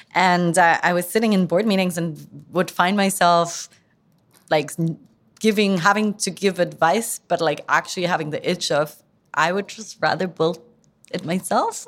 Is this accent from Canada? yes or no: no; near Frankfurt, Hesse, Germany; moved away; also born or lived in London / San Francisco; I grew up in, um, Frankfurt, well, I say in Frankfurt, but it's actually a town outside Frankfurt in Germany